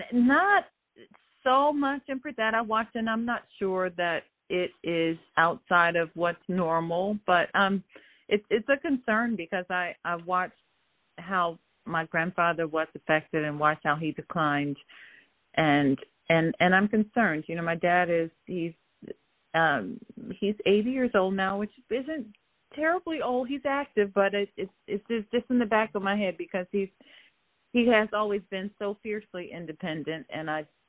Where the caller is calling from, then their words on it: Atlanta, Georgia, United States; I'm calling from Metro Atlanta area.